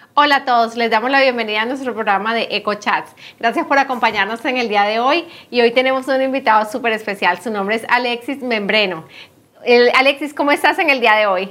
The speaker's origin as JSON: {"language": "Spanish", "country": "Colombia", "moved": "yes", "said": "nosotros decimos bachillerato en Colombia, pero ah, aquí es secundaria"}